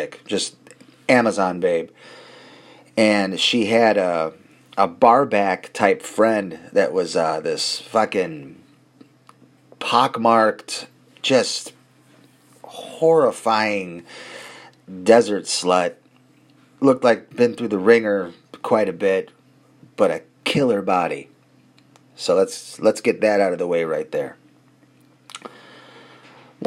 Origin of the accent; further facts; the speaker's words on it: Chicago, Illinois, United States; we're from Chicago